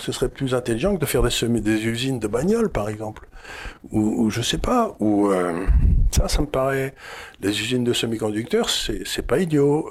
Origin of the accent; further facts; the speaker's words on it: France; je suis français